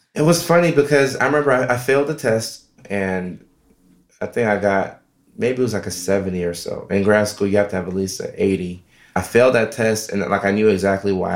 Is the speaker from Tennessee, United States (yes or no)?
yes; Nashville, Tennessee, United States; also born or lived in Norway / Ghana; we moved from Norway to Nashville, Tennessee when I was uh, five and a half, six